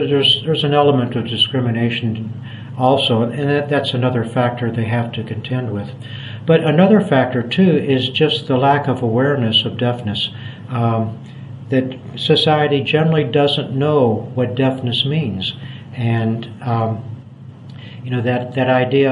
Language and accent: English; United States; moved away as an adult; now in Cambodia; from my accent that I was born in the United States.